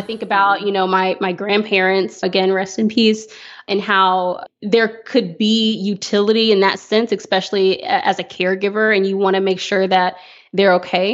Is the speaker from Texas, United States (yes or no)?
yes; Fort Worth, Texas, United States; I'm a native Texan, so I grew up